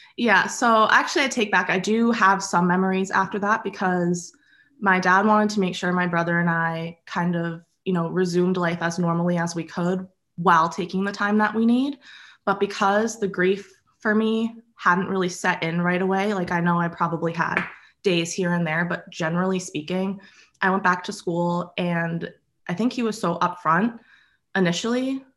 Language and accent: English; Acton, Massachusetts, United States; I grew up in Acton with my dad and brother and my mom.